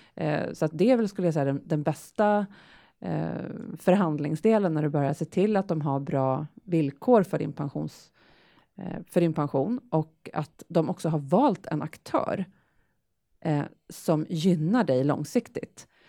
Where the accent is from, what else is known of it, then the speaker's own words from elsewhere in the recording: Sweden; vi svenskar